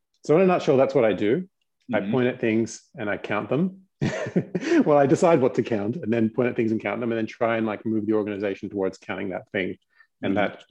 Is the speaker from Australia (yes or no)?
yes; Australia; nominally, I'm Australian. I did grow up here